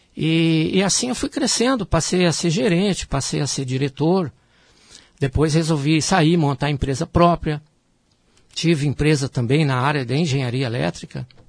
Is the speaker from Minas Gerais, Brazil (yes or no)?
yes; Minas Gerais, Brazil; also born or lived in Rio de Janeiro; eu sou natural de Minas Gerais